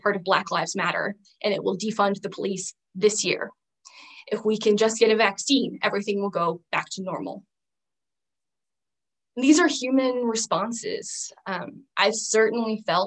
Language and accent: English; Southern Arizona, United States; growing up in Southern Arizona in the Sonoran Desert